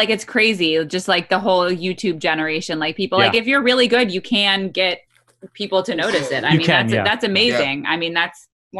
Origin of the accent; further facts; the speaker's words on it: United States; I was born in this country, like, I'm American